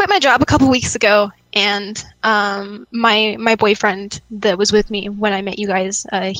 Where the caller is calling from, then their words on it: Las Vegas, Nevada, United States; from Vegas, actually. I just met you guys.